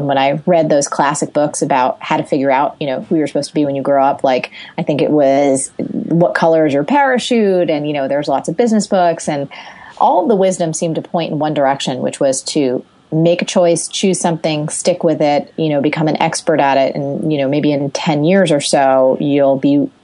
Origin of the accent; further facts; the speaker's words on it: Jersey Shore, New Jersey, United States; I grew up on the Jersey Shore